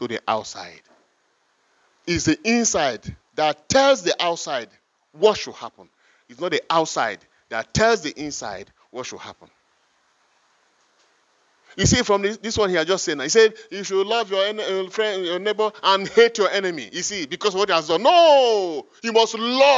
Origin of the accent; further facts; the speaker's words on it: Igala, Kogi, Nigeria; first language Igala; English is a second language; I was born in the Igala culture. They start putting in me Igala mentality, Igala culture, Igala language, everything rooted from my culture.